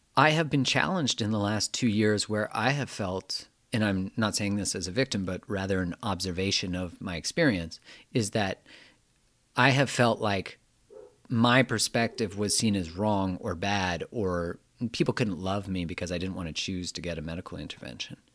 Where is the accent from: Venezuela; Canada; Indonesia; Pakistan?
Canada; I'm from Canada